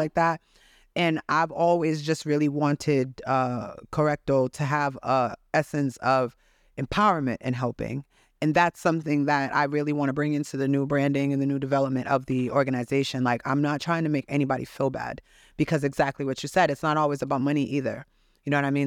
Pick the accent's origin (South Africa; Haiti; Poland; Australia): Haiti; I was born in Haiti